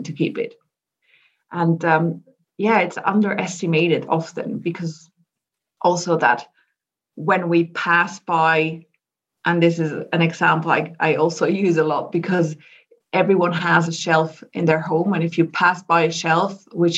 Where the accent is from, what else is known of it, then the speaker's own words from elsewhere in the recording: Switzerland; I'm originally from Switzerland. I live in Zurich